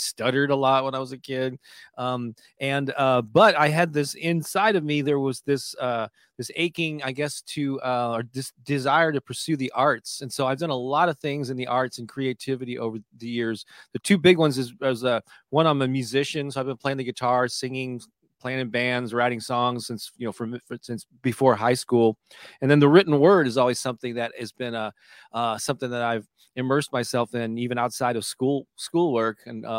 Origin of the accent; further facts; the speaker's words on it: St. Louis, Missouri, United States; So I'm born and raised in St. Louis, Missouri, on the Mississippi River, you know?